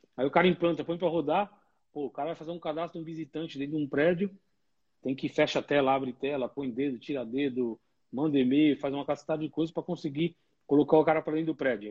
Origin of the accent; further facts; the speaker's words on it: São Bernardo do Campo, São Paulo, Brazil; Da onde eu sou originalmente, e... aí sou de São Bernardo, no bairro Pauliceia